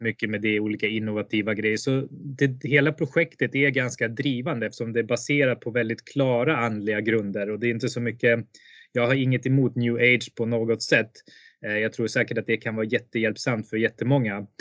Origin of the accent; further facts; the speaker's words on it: Sweden; moved away as an adult; also born or lived in India; jag föddes i Indien och blev adopterad till Sverige 1985, eh, föddes 1984. Eh, och efter att ha levt ett väldigt, väldigt, eh, vad ska man säga, stabilt liv i Sverige under 25 år ungefär